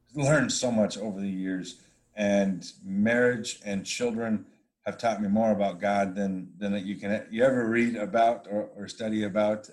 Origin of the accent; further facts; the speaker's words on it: Wyoming, United States; I'm from Wyoming